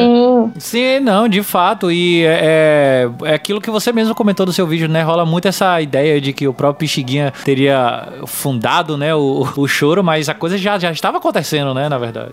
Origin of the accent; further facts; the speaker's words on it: Bahia, Brazil; Para falar da minha terra. Vai, Bahia!